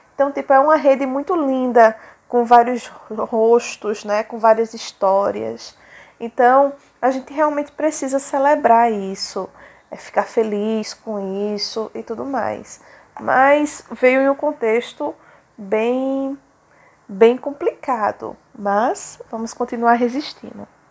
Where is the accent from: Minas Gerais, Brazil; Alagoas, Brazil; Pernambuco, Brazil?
Pernambuco, Brazil; Surubim; sou da cidade de Surubim, fica no Agreste Setentrional de Pernambuco